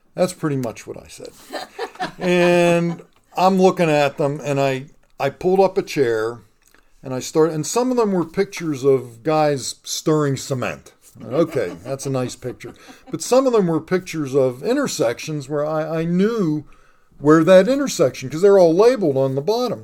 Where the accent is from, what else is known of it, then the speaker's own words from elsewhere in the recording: Pittsburgh, Pennsylvania, United States; I'm a lifelong resident of Pittsburgh. I grew up in the Elliott neighborhood of Pittsburgh